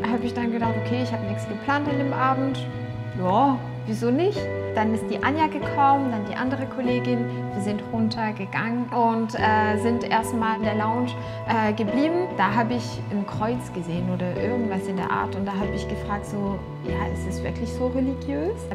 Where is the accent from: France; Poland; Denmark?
France; Tours, Centre-Val de Loire; German is a second language; now in Germany; komme aus Frankreich. Ich bin aufgewachsen in Tours, das ist in Westfrankreich, äh, nicht christlich aufgewachsen.